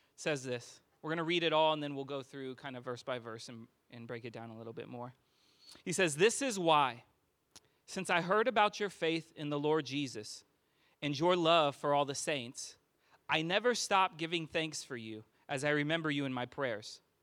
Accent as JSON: {"language": "English", "region": "California", "country": "United States", "moved": "as an adult", "lives_now": "Austin, United States", "said": "I am from California"}